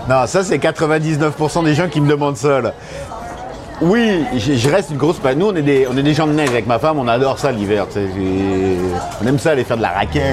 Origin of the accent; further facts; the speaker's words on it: France; moved away as an adult; now in Montreal, Canada; je suis français, j'ai été, élevé à la française